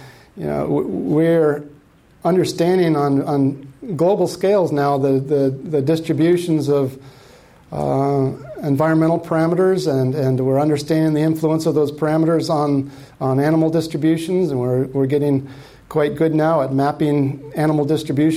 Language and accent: English; Tucson, Arizona, United States; moved away; I came from Arizona. I grew up in Tucson